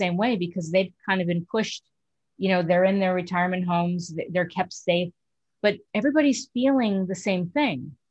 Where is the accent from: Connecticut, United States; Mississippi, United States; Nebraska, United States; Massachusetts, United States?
Connecticut, United States; also born or lived in Manhattan, New York; I was born in Connecticut, lived in Manhattan, and then back to Stanford